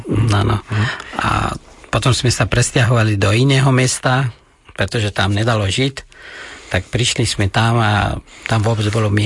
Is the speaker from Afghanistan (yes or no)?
yes; Afghanistan; Slovak is a second language; moved away as an adult; also born or lived in Kunduz, Afghanistan / Kabul, Afghanistan / Trnava, Slovakia; now in Slovakia; kde, odkiaľ pochádzam ja, tak to je oblasti nejde Hornatí.